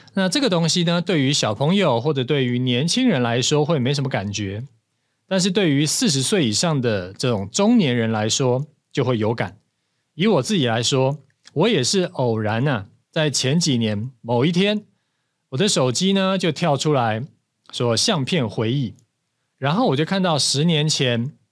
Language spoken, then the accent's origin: Chinese; Taiwan; 咱们台湾人啊，其实是还蛮舍得花钱在旅游上面的